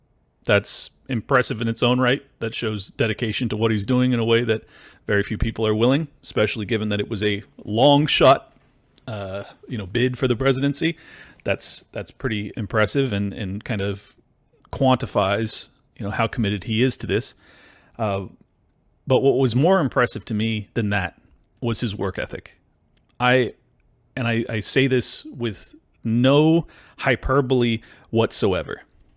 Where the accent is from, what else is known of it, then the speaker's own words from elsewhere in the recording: San Diego, California, United States; also born or lived in Miami; I'm from San Diego in Miami.